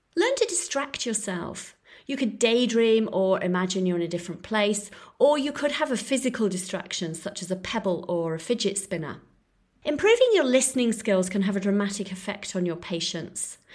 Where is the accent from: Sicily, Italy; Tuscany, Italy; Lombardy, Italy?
Tuscany, Italy; Florence; Starbucks had recently popped up in my hometown of Florence